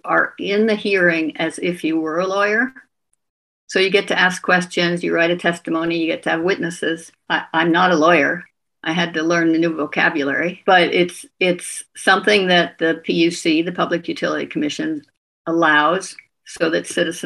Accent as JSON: {"language": "English", "region": "California", "country": "United States", "tie": "born or raised there", "also_born_or_lived": "Sweden / Vermont", "moved": "as an adult", "lives_now": "Burlington, United States", "said": "I grew up in California and spent most of my adult life in Sweden, where I raised my family, and then moved back to California in 2010"}